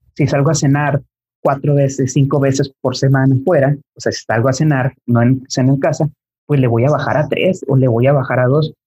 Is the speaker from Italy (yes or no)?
no; Mexico; al menos como mexicanos